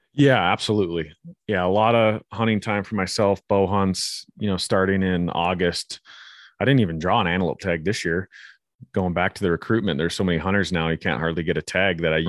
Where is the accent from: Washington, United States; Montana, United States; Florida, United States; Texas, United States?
Montana, United States; Flathead Valley, northwest; I grew up in the Flathead Valley up in northwest Montana